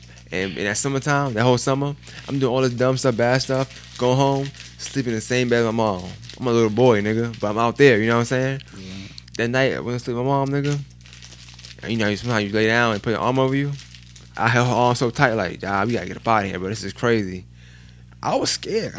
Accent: New York City, New York, United States; I'm from Bushwick

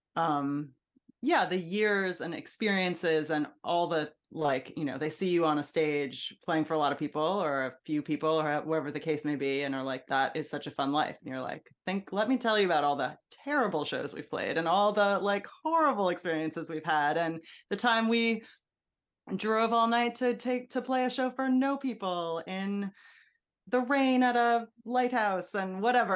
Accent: Hudson Valley, New York, United States; also born or lived in Brooklyn, New York; we moved to the Hudson Valley

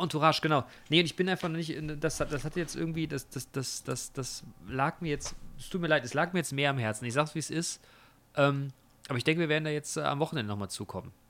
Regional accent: Germany; bei uns in Deutschland

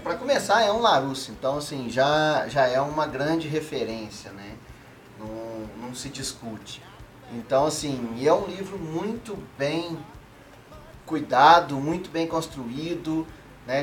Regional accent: Minas Gerais, Brazil; Como um bom mineiro

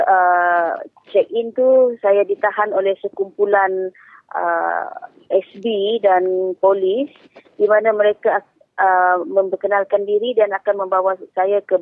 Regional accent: Miri, Sarawak, Malaysia; Sebab saya orang Miri dan keluarga semua di Miri.

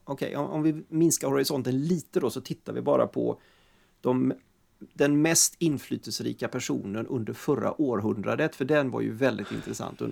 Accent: Sweden; vi är svenskar

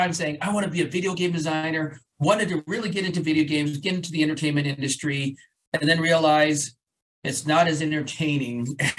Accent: Colorado, United States; born or raised there

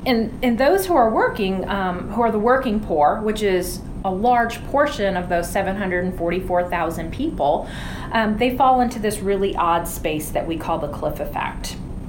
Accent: Allegany Indian Reservation, western New York State, United States; moved away as an adult; now in Kentucky, United States; So I grew up on the Allegheny Indian Reservation in western New York State

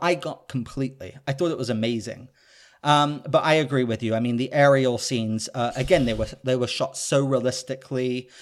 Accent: United Kingdom; I'm British

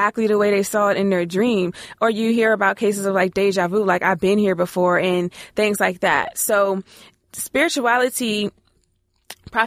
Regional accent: Maryland, United States; now in Ohio, United States; I live in Ohio, but I'm from Maryland.

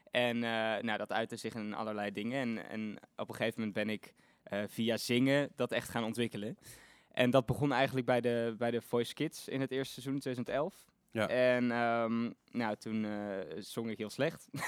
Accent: Eindhoven, North Brabant, Netherlands; now in Amsterdam, Netherlands; ik kom uit Eindhoven.

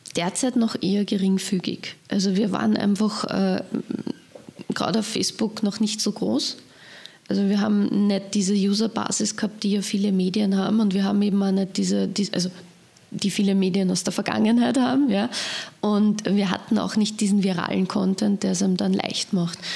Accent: Leonding, Upper Austria, Austria; meine Heimatgemeinde Leonding

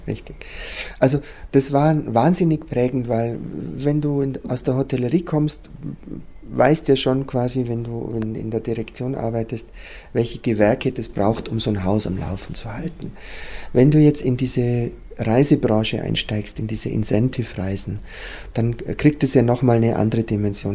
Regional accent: Füssen, Bavaria, Germany; also born or lived in Munich; ich bin ja auf, äh, teilweise in der Krone aufgewachsen, aber ich bin auch auf dem Bauernhof in Heidelsbuch aufgewachsen

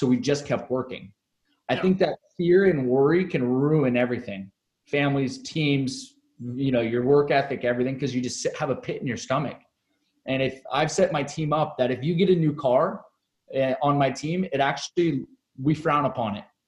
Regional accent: Seattle, Washington, United States; also born or lived in Chicago; now in San Diego, United States; I'm originally from Seattle

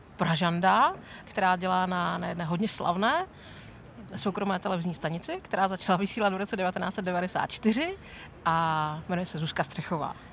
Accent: Ostrava, Moravian-Silesian Region, Czechia; jak jsme z Ostravy

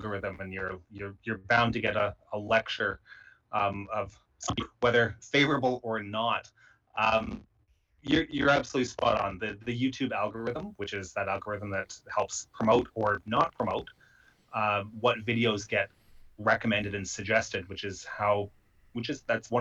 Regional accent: Canada; myself as a Canadian

